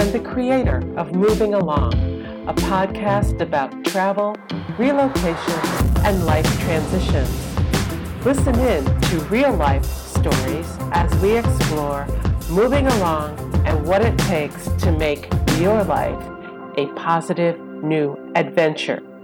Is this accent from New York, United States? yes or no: yes; New York City, New York, United States; moved away as an adult; also born or lived in Ghana / New Jersey; now in West Virginia, United States; I grew up in Brooklyn, New York